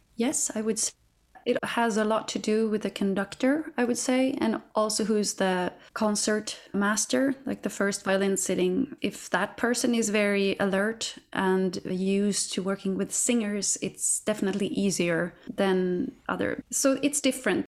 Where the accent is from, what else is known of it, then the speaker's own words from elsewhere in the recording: Katrineholm, Södermanland, Sweden; my hometown, Katrineholm, where I'm from